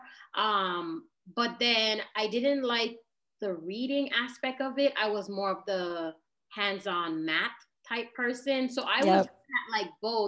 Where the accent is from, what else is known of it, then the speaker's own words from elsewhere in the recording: British Virgin Islands; moved away as an adult; also born or lived in United States / Florida; I was born in the US and then, but I grew up in the Virgin Islands.